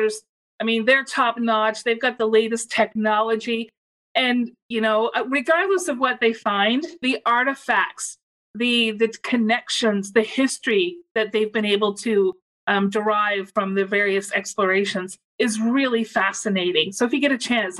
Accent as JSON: {"language": "English", "region": "Nova Scotia", "country": "Canada", "tie": "born or raised there", "said": "I'm born and raised in Nova Scotia."}